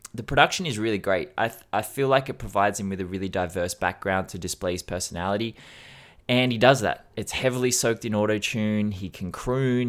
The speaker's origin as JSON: {"language": "English", "country": "Australia", "said": "as an Australian"}